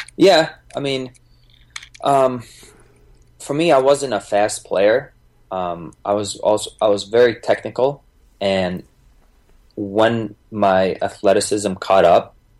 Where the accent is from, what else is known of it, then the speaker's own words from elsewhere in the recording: Bosnia & Herzegovina; moved away; I was born in Bosnia, um, ex Yugoslavia, back then in 1987.